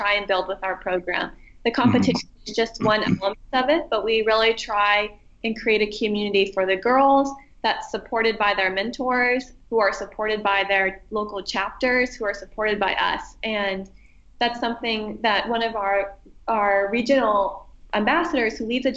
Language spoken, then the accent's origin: English; Erie, Pennsylvania, United States; I chose to serve in my hometown in Erie, Pennsylvania